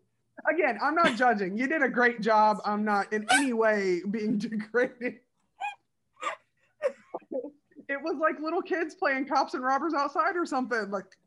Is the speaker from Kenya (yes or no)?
no; United Kingdom; Are they like, I'm British, so I don't have a gun.